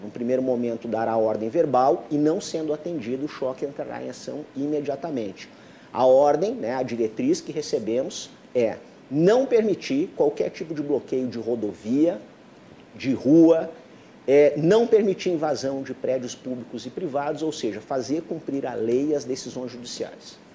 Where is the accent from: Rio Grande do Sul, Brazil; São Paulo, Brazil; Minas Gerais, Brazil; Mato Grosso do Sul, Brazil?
Rio Grande do Sul, Brazil; moved away as an adult; eu era gaúcho